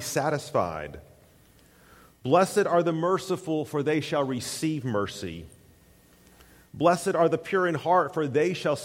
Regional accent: East Tennessee, United States; growing up in East Tennessee

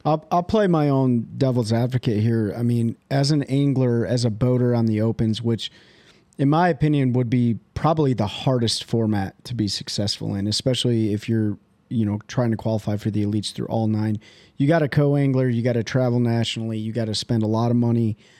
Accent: Michigan, United States; I'm from Michigan

